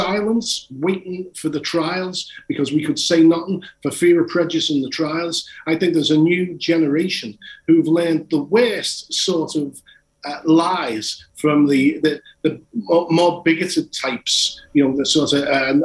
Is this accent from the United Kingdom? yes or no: yes; Liverpool, North West England, United Kingdom